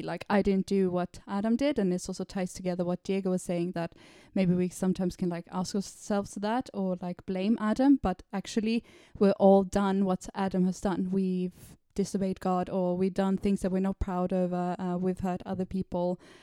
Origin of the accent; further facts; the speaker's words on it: Sweden; now in London, United Kingdom; I'm from Sweden